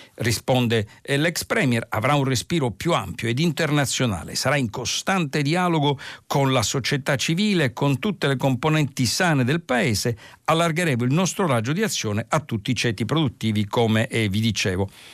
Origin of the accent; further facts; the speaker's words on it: Palermo, Sicily, Italy; dalla mia città d'origine, Palermo